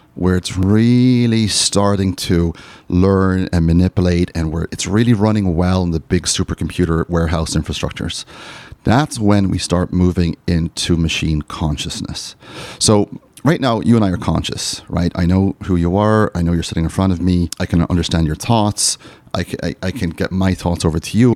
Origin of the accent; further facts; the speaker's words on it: Ireland; I'm from Ireland